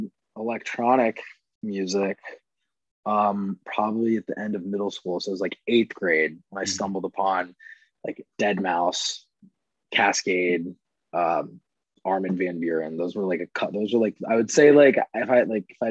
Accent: Plano, Texas, United States; moved away as an adult; also born or lived in Connecticut / Arizona; grew up in Plano.

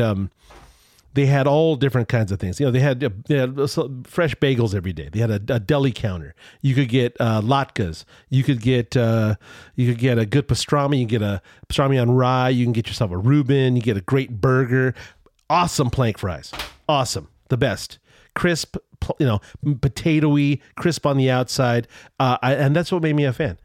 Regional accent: Culver City, California, United States; now in San Diego, United States; I grew up in Culver City, California, near the studios

